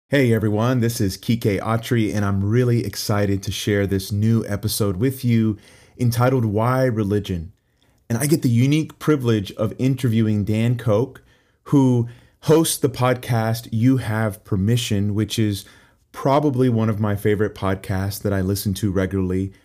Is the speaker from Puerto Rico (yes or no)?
yes; Puerto Rico; I'm from Puerto Rico